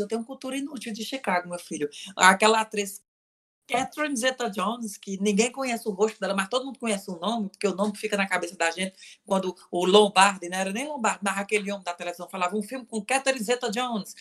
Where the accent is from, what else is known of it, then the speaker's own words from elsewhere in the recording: Cariri, Ceará, Brazil; moved away; eu venho do, do Cariri